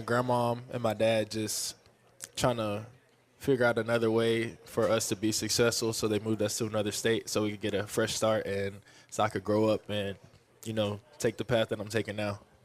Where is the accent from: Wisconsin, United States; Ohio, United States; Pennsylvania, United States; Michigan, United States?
Pennsylvania, United States; Philadelphia; also born or lived in Texas; now in Kansas City, United States; I'm originally from North Philadelphia